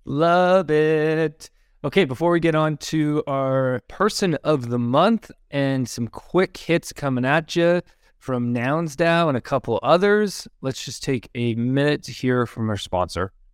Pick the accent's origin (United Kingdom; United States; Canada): Canada; like how being Canadian, we always get called American.